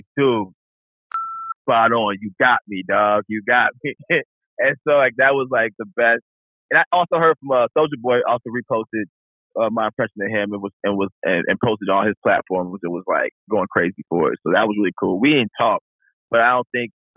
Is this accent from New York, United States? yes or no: no; Chicago, Illinois, United States; I'm from Chicago